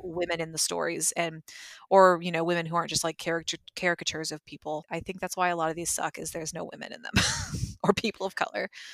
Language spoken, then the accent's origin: English; Georgia, United States; went to school in Georgia